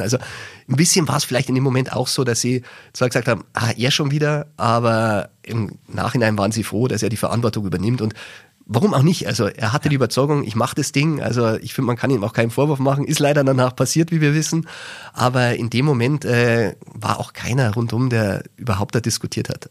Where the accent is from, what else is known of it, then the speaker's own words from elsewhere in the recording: Germany; als Deutscher